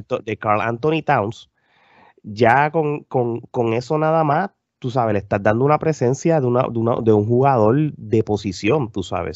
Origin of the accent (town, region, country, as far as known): Puerto Rico